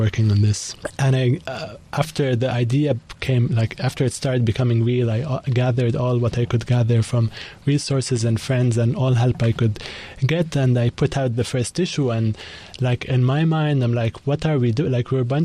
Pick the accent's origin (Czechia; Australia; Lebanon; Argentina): Lebanon; Koura, North Governorate; also born or lived in Beirut; So I was born and raised in Lebanon, in north of Lebanon, in a region called Koura, which is by the coast, next to Tripoli